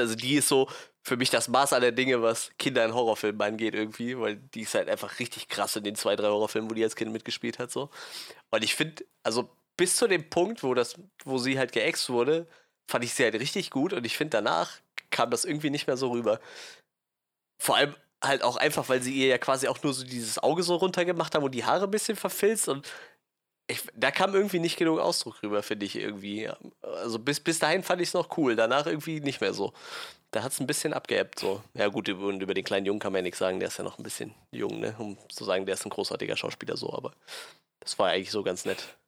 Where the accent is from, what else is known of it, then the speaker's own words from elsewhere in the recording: Westerwald, Rhineland-Palatinate, Germany; Ich komme aus dem Westerwald